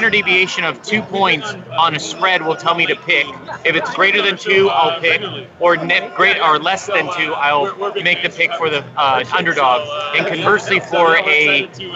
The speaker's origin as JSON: {"language": "English", "town": "Los Angeles", "region": "California", "country": "United States", "moved": "yes", "said": "I'm from Los Angeles, California, originally."}